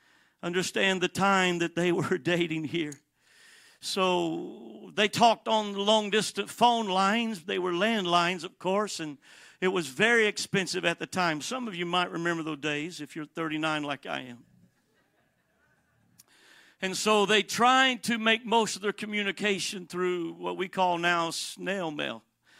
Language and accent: English; San Bernardino, California, United States; also born or lived in Miami; I was born in Miami, Florida, but we had family here in San Bernardino, California. So shortly after I was born, we made the trek all the way from Miami to San Bernardino, and there we lived a short time